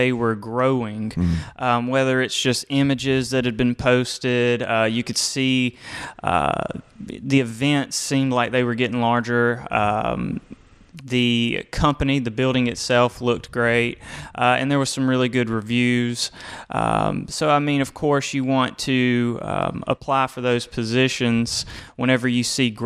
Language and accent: English; Georgia, United States; also born or lived in Americus, Georgia; I'm a 478 kind of guy, area code